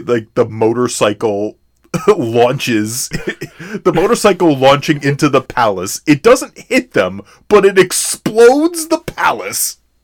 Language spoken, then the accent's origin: English; United States; as American viewers